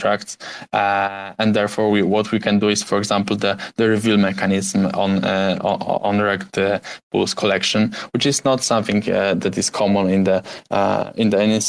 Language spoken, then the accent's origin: English; Poland; English is a second language; I'm from Poland